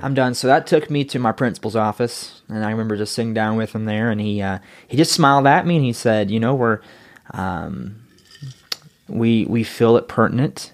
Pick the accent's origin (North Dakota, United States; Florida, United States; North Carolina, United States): North Carolina, United States; moved away; I was, uh, born and raised in Yackenville, North Carolina